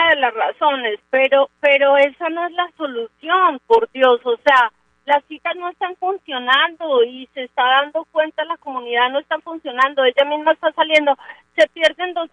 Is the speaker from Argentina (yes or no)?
no; Colombia; Qué tristeza que nosotros como colombianos seamos como payasos de los funcionarios de Bogotá